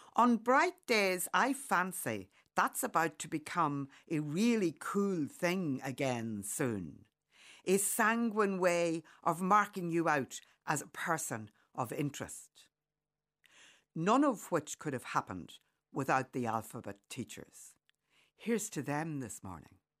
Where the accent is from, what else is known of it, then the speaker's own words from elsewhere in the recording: County Monaghan, Ireland; Growing up in County Monaghan